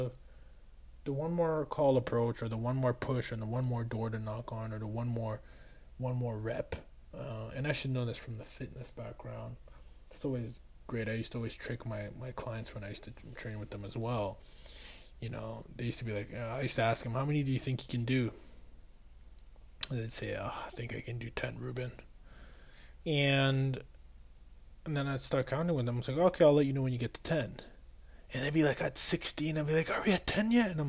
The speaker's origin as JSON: {"language": "English", "town": "Boston", "region": "Massachusetts", "country": "United States", "said": "I was from Boston"}